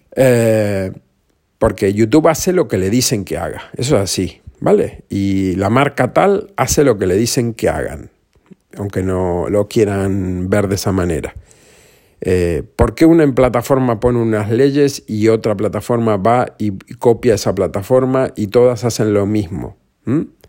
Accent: Granadilla de Abona, Canary Islands, Spain; also born or lived in Argentina; yo vivía en Granadilla de Abona

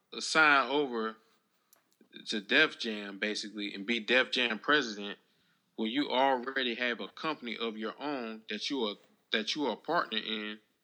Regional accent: Raleigh, North Carolina, United States; Like me, I'm from the South. I'm from Raleigh, you know.

